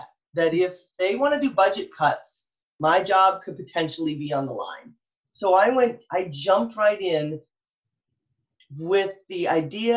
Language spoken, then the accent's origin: English; Michigan, United States; now in Texas, United States; I'm from Michigan originally